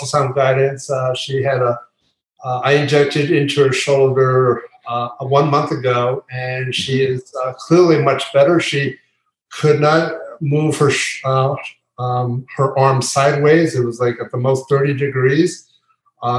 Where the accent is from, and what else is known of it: Pennsylvania, United States; born or raised there; now in Florida, United States